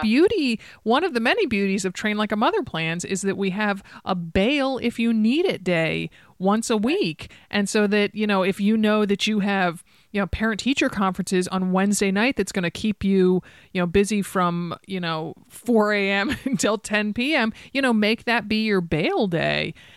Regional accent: East Coast, United States; now in Oregon, United States; I grew up on the East Coast. I live here in Oregon

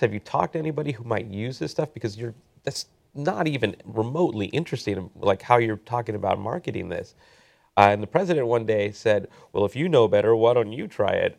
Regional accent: Southern California, United States; also born or lived in Silicon Valley; I grew up here in Southern California

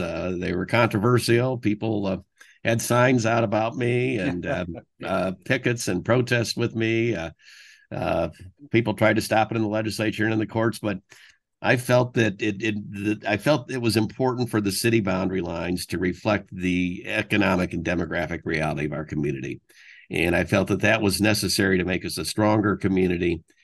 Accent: Fort Wayne, Indiana, United States; also born or lived in Bloomington, Indiana / New Haven, Connecticut; I, I was actually born in Bloomington, Uh, but, uh, the family had always been from Fort Wayne, so I, I was raised in Fort Wayne

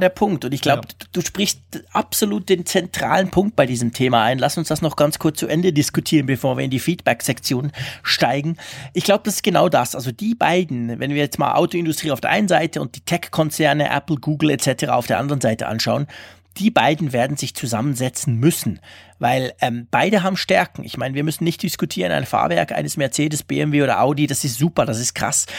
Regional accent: Switzerland; bei uns in der Schweiz

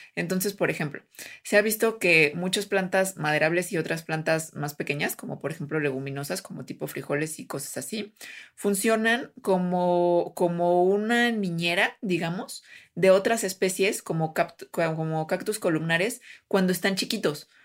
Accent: Jalisco, Mexico; es de mi tierra, este Jalisco

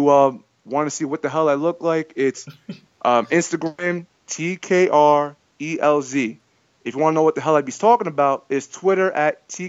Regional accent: Boston, Massachusetts, United States; I'm from Boston.

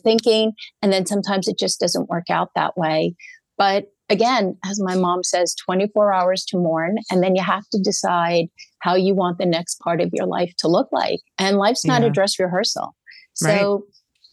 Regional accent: New York, United States; I'm a New Yorker

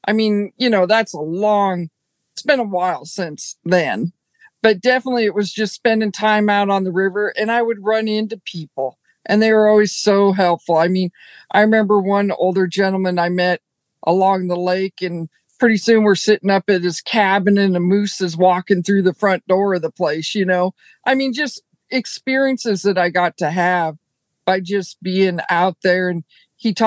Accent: Billings, Montana, United States; moved away as an adult; also born or lived in Fort Benton, Montana / Ennis, Montana / Southeast Alaska / Oklahoma; now in Broken Bow, United States; I grew up in the largest city in Montana, which would be Billings

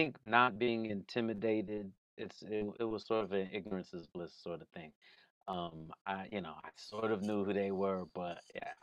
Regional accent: Waukegan, Illinois, United States; Waukegan, Illinois, we didn't get to Chicago much.

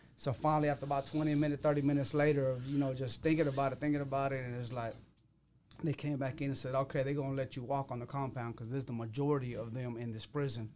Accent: Waco, Texas, United States; I come from Waco.

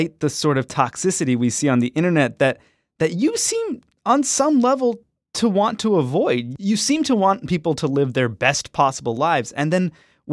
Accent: Toronto, Ontario, Canada; I grew up in Toronto

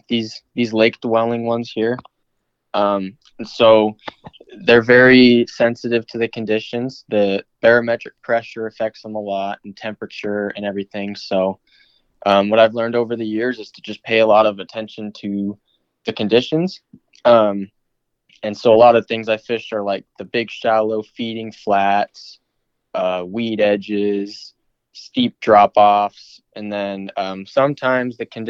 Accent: New Mexico, United States; born there; also born or lived in Arizona / Alaska; I was born in New Mexico. And then all growing up, we just kind of bounced back and forth between Arizona and Alaska multiple times.

